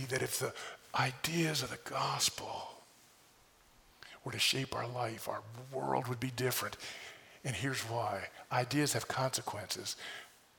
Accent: United States; as an American

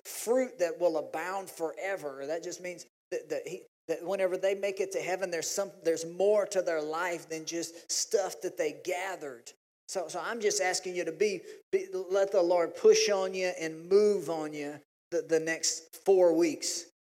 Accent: Louisiana, United States; we're from Louisiana

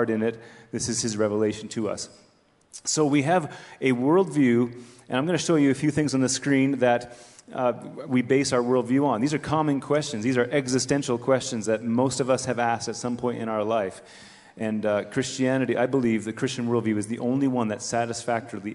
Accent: Canada; I'm a Canadian

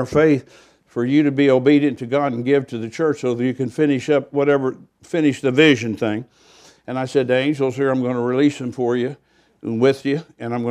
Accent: United States; I was from America

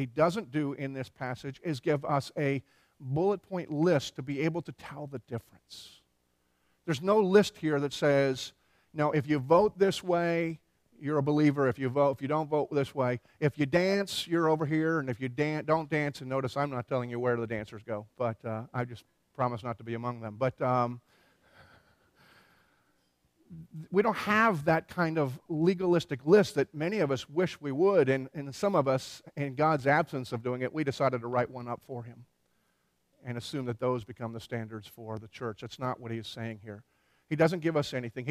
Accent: Philadelphia, Pennsylvania, United States; moved away as an adult; also born or lived in Tennessee; I grew up in Philadelphia

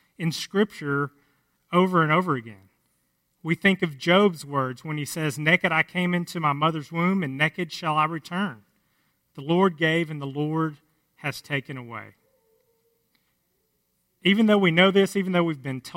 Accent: Cass County, just south of the Sulphur River, Texas, United States; where I grew up in Cass County, just south of the Sulphur River, where we still live now

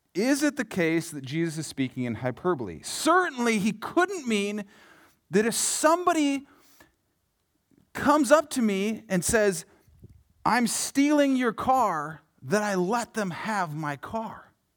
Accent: Yankton, South Dakota, United States; I grew up in Yankton, South Dakota, home of the Bucks and the Gazelles

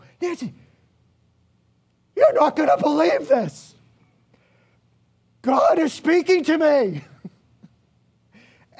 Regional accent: Ireland; I'm Irish

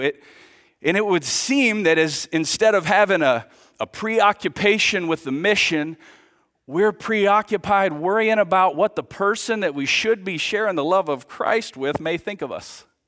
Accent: United States; now in Villa Rica, United States; I grew up here. My dad was the pastor here for twenty-five years, so man, this is This is my hometown.

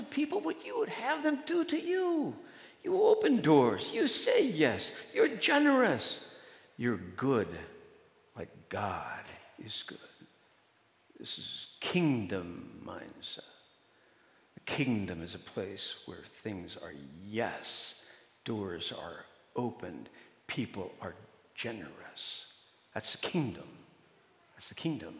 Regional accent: Midwest, United States; now in Madison, United States; I'm from the Midwest. So, you know, I'm Midwest nice

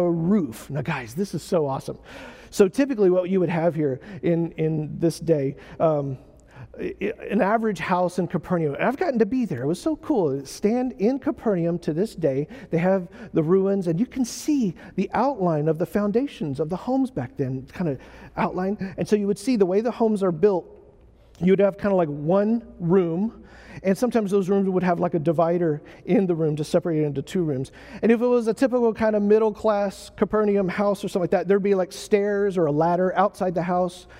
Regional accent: United States; I'm an American

